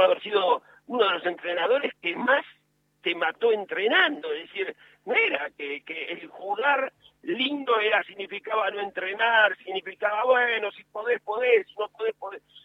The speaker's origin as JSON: {"language": "Spanish", "region": "Buenos Aires", "country": "Argentina", "tie": "born or raised there", "said": "yo nací en Lugano, eh, un barrio que, quiero mucho"}